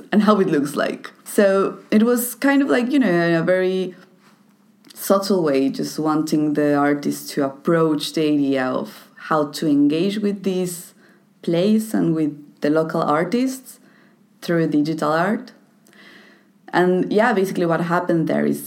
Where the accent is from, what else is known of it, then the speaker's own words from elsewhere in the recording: Toluca, State of Mexico, Mexico; my hometown, Toluca